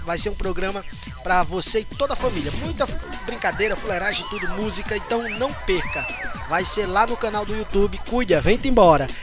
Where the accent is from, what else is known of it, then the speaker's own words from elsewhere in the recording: São Rafael, Rio Grande do Norte, Brazil; also born or lived in Natal, Rio Grande do Norte; toda a minha infância e adolescência, até os meus 18 anos, é, eu cresci na cidade, no, no, interior, chamado São Rafael.